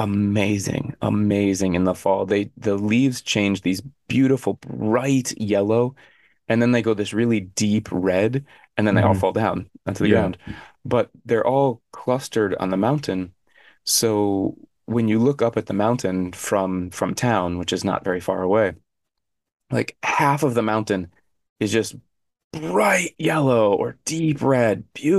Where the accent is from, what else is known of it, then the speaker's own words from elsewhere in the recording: Arizona, United States; I never had to do that growing up in Arizona, fortunately.